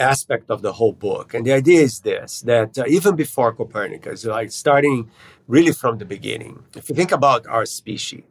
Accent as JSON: {"language": "English", "country": "Brazil", "tie": "born or raised there", "moved": "yes", "said": "I grew up in Brazil"}